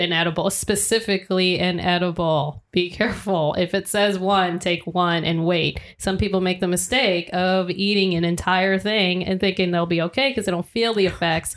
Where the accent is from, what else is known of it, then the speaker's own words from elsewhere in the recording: Atlanta area, Georgia, United States; we're from the Atlanta area, Georgia